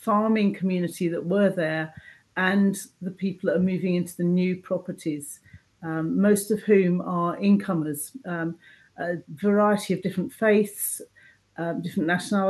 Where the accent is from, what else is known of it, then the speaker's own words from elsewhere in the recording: Hertfordshire, East of England, United Kingdom; moved away as an adult; now in Scotland; I'm originally from Hertfordshire in England. I moved to Scotland about 23 years ago